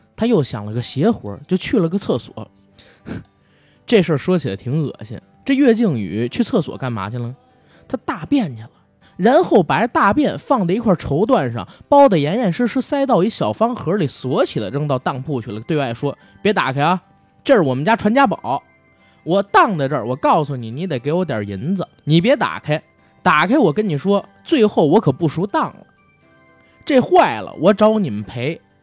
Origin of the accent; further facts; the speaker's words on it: Beijing, China; 身为一个北京人的我，从小到大最爱看的一部电视剧